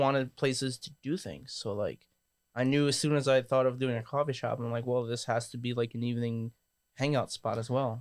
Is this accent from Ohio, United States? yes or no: no; New York City, New York, United States; also born or lived in Northern California; now in Matawan, United States; I'm from New York and I moved out here